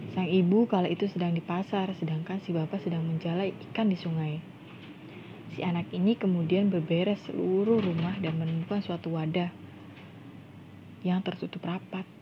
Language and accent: Indonesian; Indramayu, West Java, Indonesia; teman-teman, aku sendiri asli dari Indramayu. Ya, Indramayu dan Cirebon itu sangat dekat lah ya.